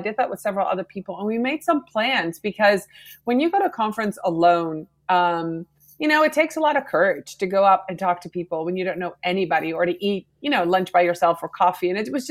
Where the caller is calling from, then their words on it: Pittsfield, Vermont, United States; I'm in Vermont, Pittsfield, a little teeny tiny town north of Killington, Vermont.